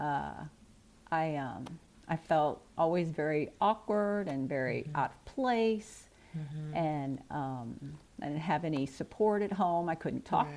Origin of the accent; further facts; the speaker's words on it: St. Louis, Missouri, United States; also born or lived in Scott Air Force Base, Illinois; I grew up in the Midwest, the St. Louis metropolitan okay. area.